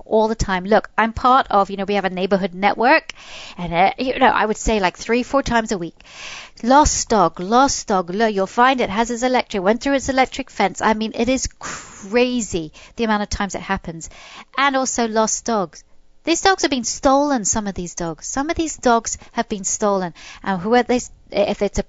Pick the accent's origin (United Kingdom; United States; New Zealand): United Kingdom; England; moved away; I was brought up in England.